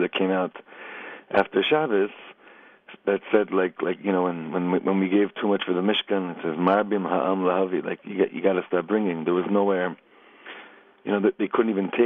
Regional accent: Los Angeles, California, United States; now in Efrat, Israel; I grew up in Los Angeles, and I used to go to Universal Studios as a kid a lot

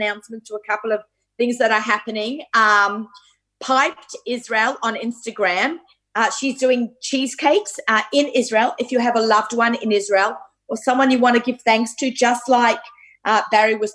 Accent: Australia; moved away; I grew up in Australia with my mother

